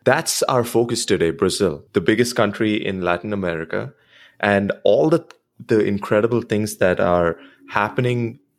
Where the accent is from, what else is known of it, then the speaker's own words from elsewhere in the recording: India; And outside of the US, growing up in India, at least, you know, 20 years back when it wasn't the India of today